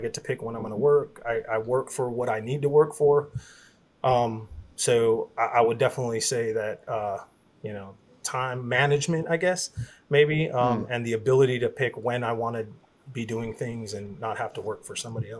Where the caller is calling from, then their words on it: Converse, Texas, United States; So, I'm currently calling in from Converse, Texas.